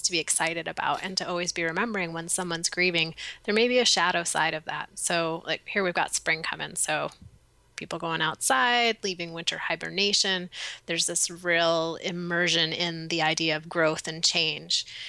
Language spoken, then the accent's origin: English; East Coast, United States; now in Portland, United States; growing up on the East Coast